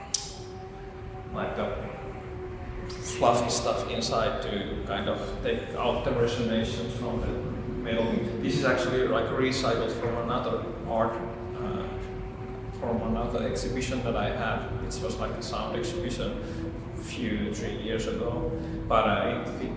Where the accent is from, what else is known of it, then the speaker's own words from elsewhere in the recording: Nokia, Pirkanmaa, Finland; English is a second language; small towns where I'm from. I'm from Nokia.